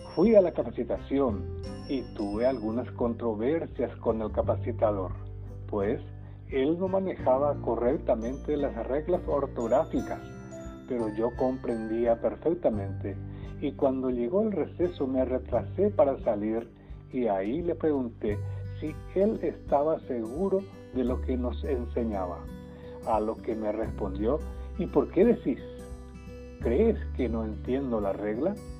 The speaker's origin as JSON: {"language": "Spanish", "town": "Yataity del Norte", "region": "Guairá", "country": "Paraguay", "tie": "born or raised there", "first_language": "Guarani", "second_language": "Spanish", "said": "cuando niño solo hablaba guaraní en mi entorno familiar"}